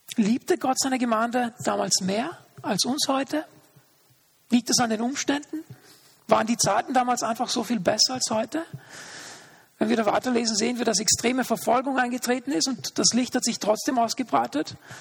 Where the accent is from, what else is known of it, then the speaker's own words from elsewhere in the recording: Austria; also born or lived in Linz; hier bei uns in Österreich